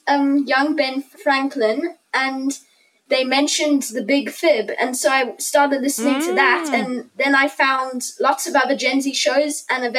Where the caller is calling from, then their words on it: South Africa; Yeah, I'm in South Africa.